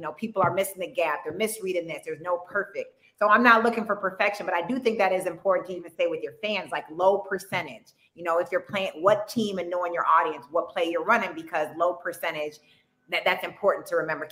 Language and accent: English; Ann Arbor, Michigan, United States; now in Los Angeles, United States; I'm from Ann Arbor, the suburb